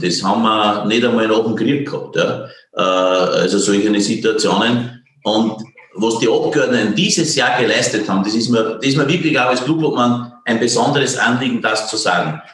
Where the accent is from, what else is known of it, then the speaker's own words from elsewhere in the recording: Esternberg, Upper Austria, Austria; accent: Innviertel dialect; also born or lived in Passau; now in Sigharting, Austria; ich bin in Esternberg aufgewachsen, das grenzt an Bayern.